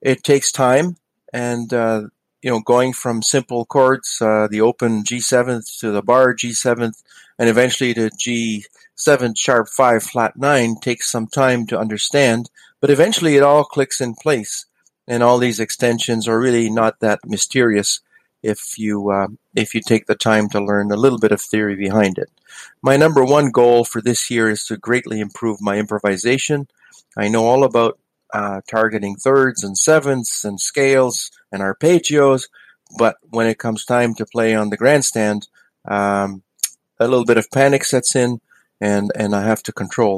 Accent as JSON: {"language": "English", "town": "London", "region": "Ontario", "country": "Canada", "said": "I'm from London, Ontario, Canada"}